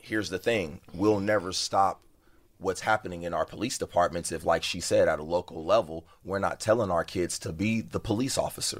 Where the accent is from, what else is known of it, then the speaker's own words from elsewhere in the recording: Compton, California, United States; growing up in Compton, it was always the white boys who came in there and they already had a certain type of mentality.